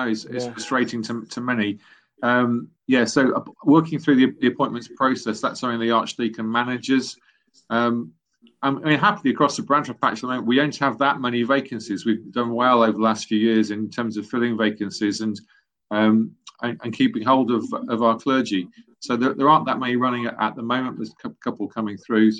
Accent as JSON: {"language": "English", "town": "Loughborough", "region": "East Midlands", "country": "United Kingdom", "tie": "born or raised there", "also_born_or_lived": "Nottingham", "said": "So I was born in the East Midlands in Nottingham, grew up in a nearby town, Loughborough."}